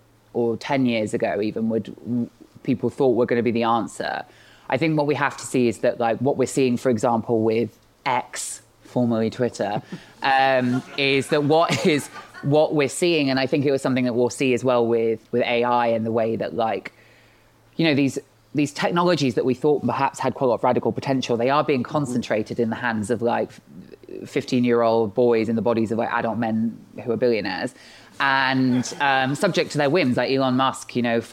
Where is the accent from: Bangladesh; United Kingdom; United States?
United Kingdom; Bristol, South West England; I grew up in Bristol. When I was, like living here and growing up here